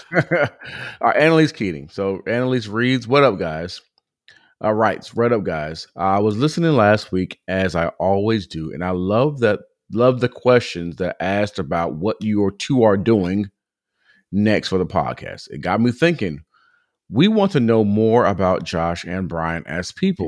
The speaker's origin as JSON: {"language": "English", "region": "Southern California", "country": "United States", "tie": "born or raised there", "said": "growing up in Southern California"}